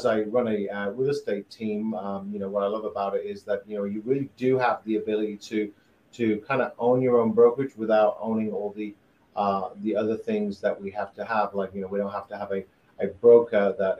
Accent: United Kingdom; moved away as an adult; now in Greenville, United States; I'm originally from the UK. And I've been in the US about 15 years

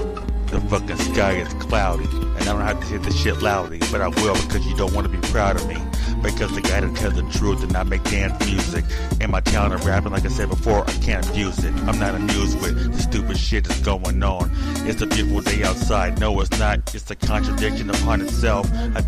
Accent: California, United States; Because I love my home state, but we're cursed right now, and we're about to fucking evaporate. And California's falling into the ocean, and the lake's on fire.

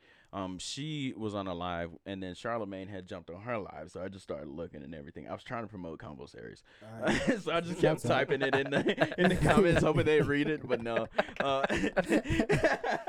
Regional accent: Alabama, United States; I'm from Alabama

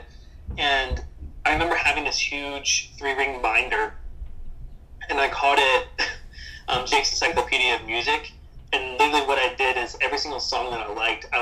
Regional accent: Martinsburg, West Virginia, United States; I grew up in Martinsburg, West Virginia, which is in the Eastern Panhandle

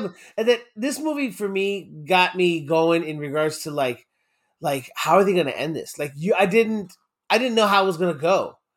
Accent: United States; I'm born and raised in the States

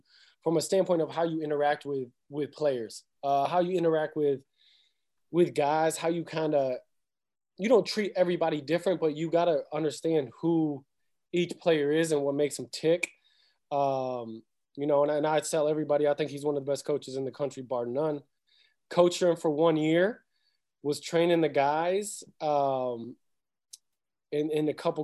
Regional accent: Rochester, New York, United States; I'm from Rochester, New York.

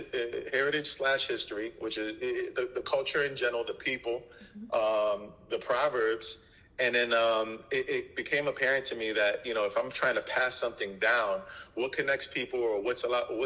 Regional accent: New York City, New York, United States; first language Haitian Creole; English is a second language; Creole was probably my first language. I grew up in Brooklyn.

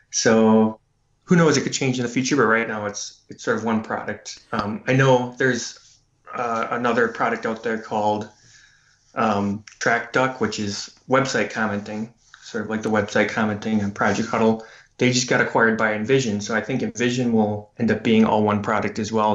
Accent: Green Bay, Wisconsin, United States; now in Madison, United States; actually where I grew up in Green Bay

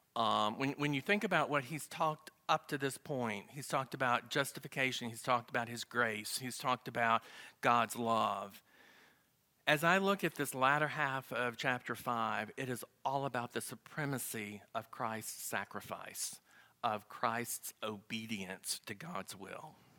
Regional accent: the South, Southern United States, United States; accent: Southern; my Southern accent.

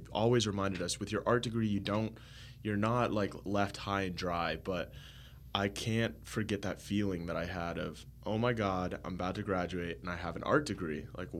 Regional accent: Florida, United States; I included the oranges because, you know, I'm from Florida

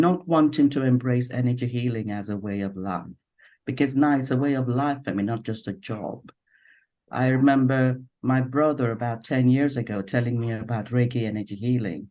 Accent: Nigeria; now in London, United Kingdom; I'm originally from Nigeria, but I have been based in London since probably nearly 30 something years now.

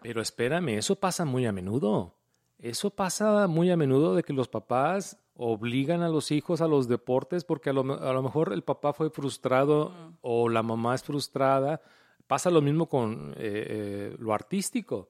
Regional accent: Mexico; moved away; como mexicanos, automáticamente uno juega fútbol, soccer.

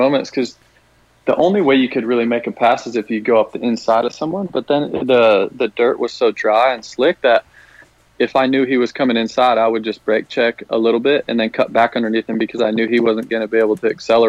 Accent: Iowa, United States; It actually felt like kind of a race that I grew up doing in Iowa.

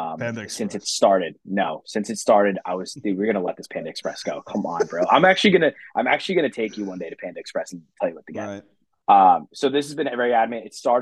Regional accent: New Jersey, United States; I don't want to even say I'm from New Jersey because of this.

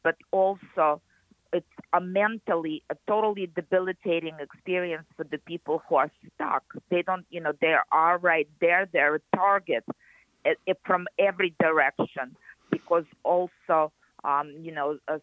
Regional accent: Kyiv, Ukraine; moved away as an adult; also born or lived in Naples, Florida; now in United States; I actually was born in Kiev, and I lived there my entire life in the USSR

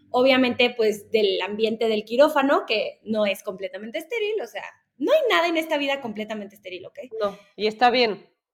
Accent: Puebla, Mexico; born there; Yo estaba, eh, nací en Puebla, pero bueno, ya van para allá.

